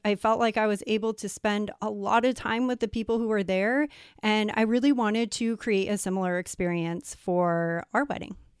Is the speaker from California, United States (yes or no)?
yes; San Diego, California, United States; moved away as an adult; now in Puerto Rico; I'm actually from San Diego, but we are living in Puerto Rico